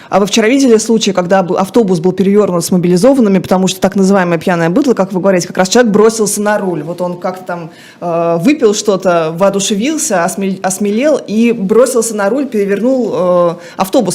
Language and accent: Russian; Saratov, Saratov Oblast, Russia; в Саратове, в моем родном городе